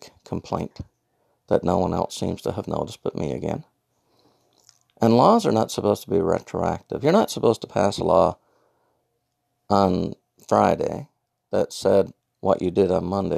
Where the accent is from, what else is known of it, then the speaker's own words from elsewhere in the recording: Newfoundland and Labrador, Canada; I'm from Newfoundland